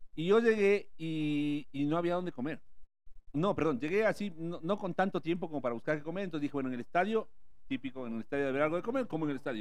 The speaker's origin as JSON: {"language": "Spanish", "country": "Ecuador", "said": "yo soy de este barrio"}